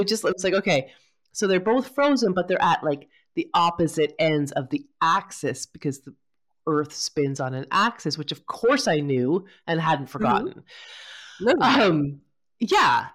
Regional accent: Canada; we're Canadian

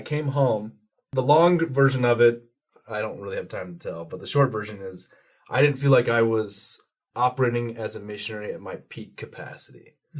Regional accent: Utah, United States; also born or lived in Washington, D.C.; I moved all over. I lived in Utah for most of my childhood, and then I lived out in D.C.

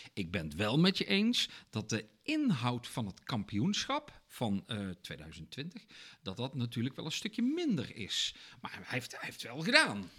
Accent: Netherlands

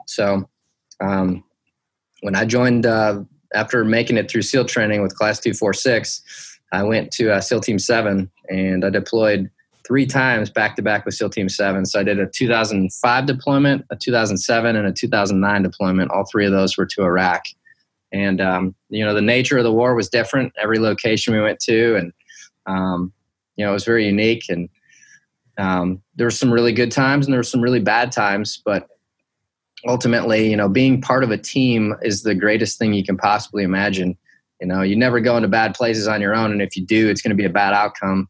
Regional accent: Detroit, Michigan, United States; I grew up in Detroit, Michigan, um, and then the outskirts, the suburbs of Detroit

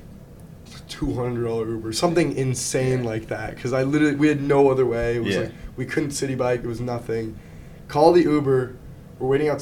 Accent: Newport Beach, California, United States; moved away as an adult; now in New York City, United States; Zach and I we're both from California

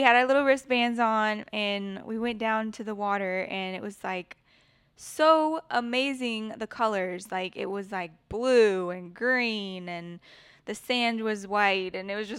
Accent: Florida, United States; born there; I was born in Florida on Eglin Air Force Base.

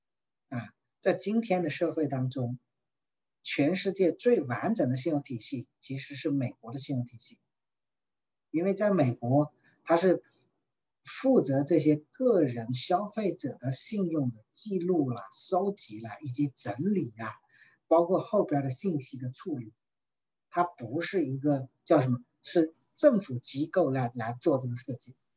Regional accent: China; 因为讲起来说，我们中国人啊，往往特别害怕借钱。

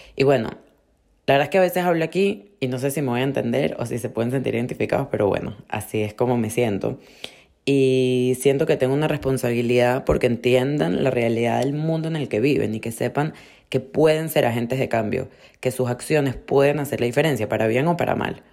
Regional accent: Venezuela; now in Miami, United States; nosotros venimos de Venezuela

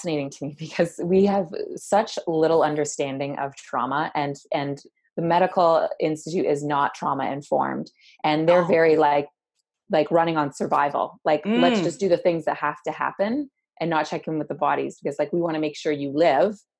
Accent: Hamilton, Ontario, Canada; also born or lived in Waterloo; I grew up in Hamilton and my mom moved us to Waterloo

